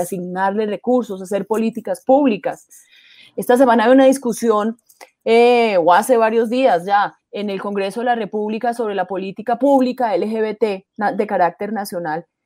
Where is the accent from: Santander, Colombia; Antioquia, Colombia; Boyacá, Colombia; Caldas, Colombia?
Caldas, Colombia; el Alcázar Caldas, de donde soy yo